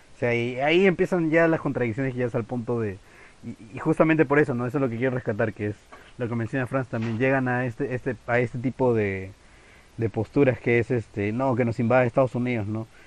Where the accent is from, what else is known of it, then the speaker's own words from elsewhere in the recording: Peru; como peruano, porque si no, mis compatriotas me van a crucificar